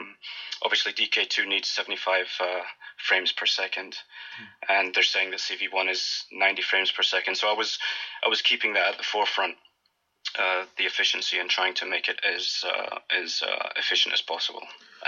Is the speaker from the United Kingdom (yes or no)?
yes; Scotland, United Kingdom; also born or lived in United States; now in Athens, Greece; I'm currently in Athens, Greece. I'm originally from Scotland, and I've spent about a third of my life living in the States as well.